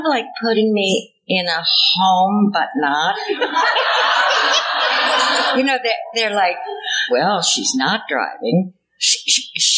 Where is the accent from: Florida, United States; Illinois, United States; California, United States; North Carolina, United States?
Illinois, United States; Chicago; moved away; also born or lived in Indiana / Virginia; I was born in Chicago